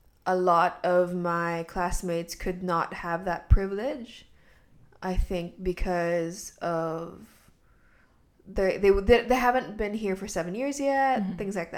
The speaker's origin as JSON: {"language": "English", "country": "Hong Kong", "tie": "born or raised there", "said": "I was born and raised here in Hong Kong"}